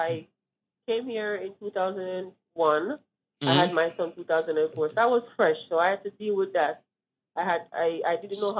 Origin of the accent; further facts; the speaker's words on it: New York City, New York, United States; I'm from Brooklyn.